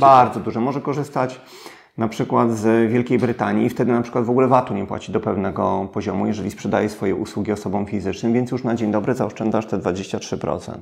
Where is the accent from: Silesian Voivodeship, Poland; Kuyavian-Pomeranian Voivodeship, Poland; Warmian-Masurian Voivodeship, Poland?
Kuyavian-Pomeranian Voivodeship, Poland; Włocławek; Ja pochodzę z Włocławka, bezrobocie na poziomie 30%